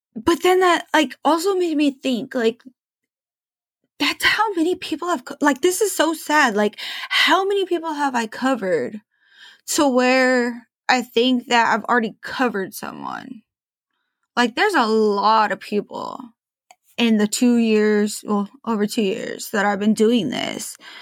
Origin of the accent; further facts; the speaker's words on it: Portland, Oregon, United States; I'm from Portland. I grew up in Portland.